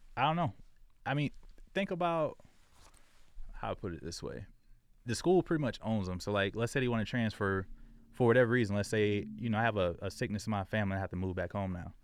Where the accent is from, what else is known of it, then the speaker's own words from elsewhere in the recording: Jacksonville, Florida, United States; moved away as an adult; also born or lived in South Dakota; I grew up in Florida